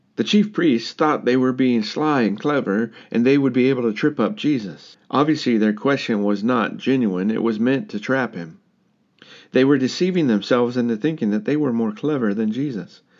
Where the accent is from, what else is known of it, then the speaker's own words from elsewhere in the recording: United States; moved away; My home country is very divided right now. The United States is divided